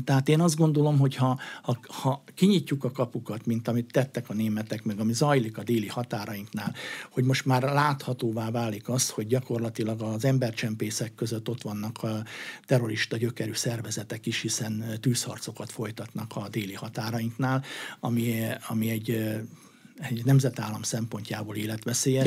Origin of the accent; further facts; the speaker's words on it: Hercegkút, Borsod-Abaúj-Zemplén, Hungary; moved away; Herceg úton felnőve